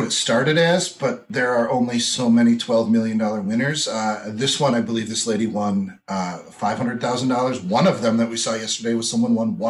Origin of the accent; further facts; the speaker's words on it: Green Bay, Wisconsin, United States; also born or lived in Eau Claire, Wisconsin / Stevens Point, Wisconsin / Chicago, Illinois; I'm born and raised in Green Bay.